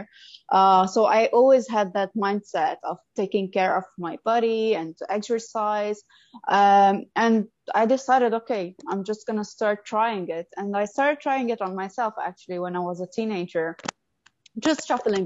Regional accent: Lebanon; moved away as an adult; now in Abu Dhabi, United Arab Emirates; I'm from Lebanon, and I moved to Abu Dhabi 8 years ago

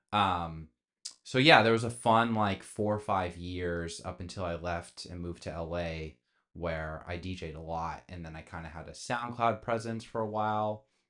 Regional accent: Bay Area, California, United States; growing up in the Bay Area.

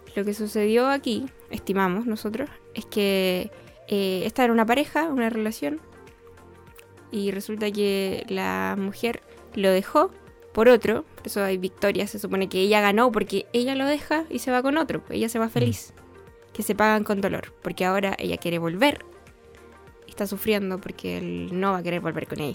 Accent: Bolivia; Nosotros somos hermanos, eh, somos de Bolivia.

